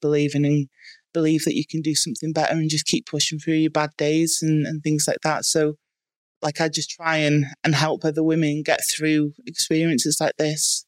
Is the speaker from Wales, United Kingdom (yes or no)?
yes; Bangor, Wales, United Kingdom; I was born in Bangor in North Wales